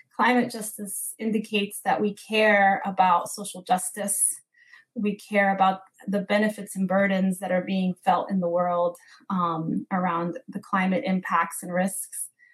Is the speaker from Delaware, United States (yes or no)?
no; Newark, New Jersey, United States; in my hometown of Newark and New Jersey